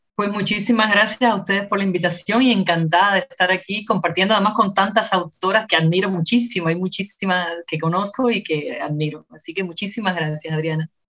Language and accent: Spanish; Havana, Cuba; nací en La Habana y crecí en La Habana con mi hermana